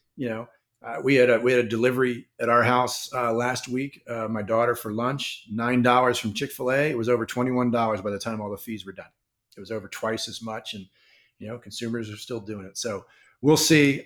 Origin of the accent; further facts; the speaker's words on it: Washington, District of Columbia, United States; the Republic of Washington, D C, my hometown